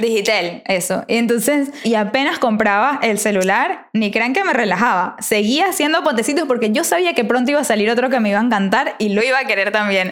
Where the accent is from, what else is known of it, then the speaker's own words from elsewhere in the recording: Venezuela; como buena venezolana